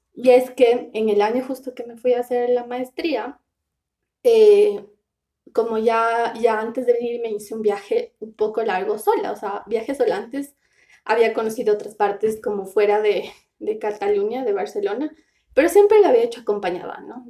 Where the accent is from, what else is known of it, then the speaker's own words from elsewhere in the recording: Riobamba, Chimborazo, Ecuador; moved away; Soy rebambeña, que para mí es súper importante. Soy de Rebamba